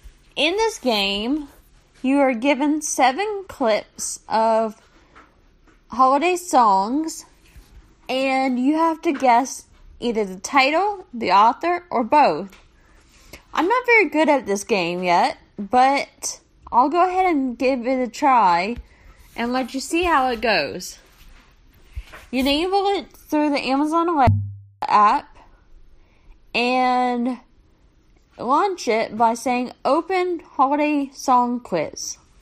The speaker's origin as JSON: {"language": "English", "region": "North Carolina", "country": "United States", "said": "North Carolina."}